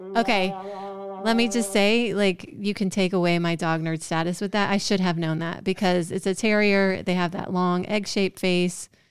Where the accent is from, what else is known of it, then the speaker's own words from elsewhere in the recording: Georgia, United States; I'm from Georgia